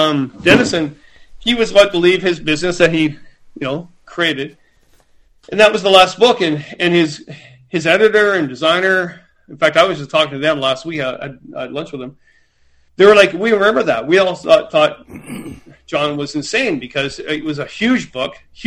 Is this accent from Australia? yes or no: no; Milton, Ontario, Canada; moved away as an adult; now in Peterborough, Canada; I moved from my hometown, Milton, to actually Peterborough